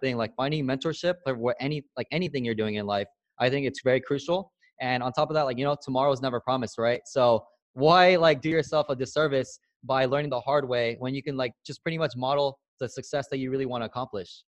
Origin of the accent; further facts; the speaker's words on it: San Diego, California, United States; moved away as an adult; also born or lived in Alabama / Newport Beach, California; I grew up in San Diego, California, born and raised, and I grew up in the hood.